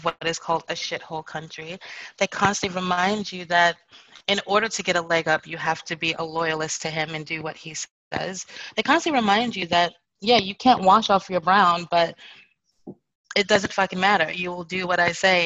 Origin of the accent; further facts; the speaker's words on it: United States; I'm American and Black